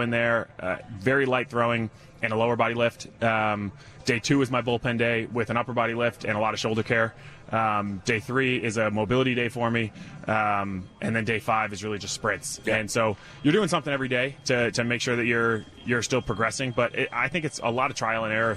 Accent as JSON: {"language": "English", "region": "Rhode Island", "country": "United States", "said": "I'm from Rhode Island, everybody's a Red Sox fan"}